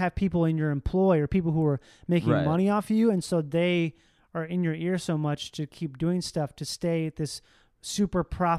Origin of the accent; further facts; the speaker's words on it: Midwest, United States; I'm from the Midwest.